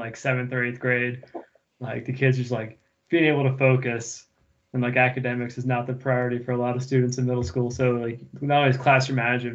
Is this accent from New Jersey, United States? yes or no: yes; New Jersey, United States; growing up in Jersey, it was either you went to public school or you went to parochial